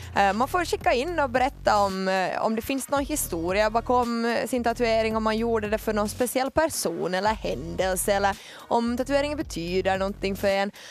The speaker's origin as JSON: {"language": "Swedish", "town": "Ekenäs", "region": "Uusimaa", "country": "Finland", "also_born_or_lived": "Ostrobothnia", "moved": "yes", "said": "jag är hemma från Ekenäs"}